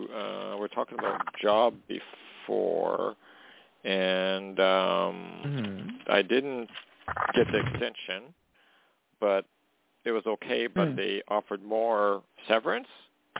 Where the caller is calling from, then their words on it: Canada; calling from Canada.